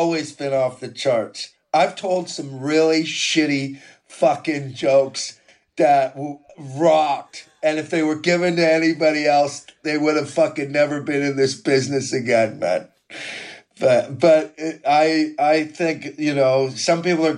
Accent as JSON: {"language": "English", "town": "Quesnel", "region": "British Columbia", "country": "Canada", "tie": "born or raised there", "moved": "as an adult", "lives_now": "United Kingdom", "said": "growing up in Quesnel and learning how not to get my head fucking kicked in this small South Park town"}